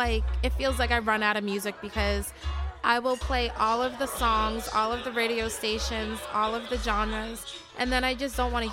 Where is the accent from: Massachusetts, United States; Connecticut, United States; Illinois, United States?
Massachusetts, United States; Boston; moved away; also born or lived in New Orleans / Las Vegas; I'm originally from Boston, but I travel between New Orleans and Las Vegas.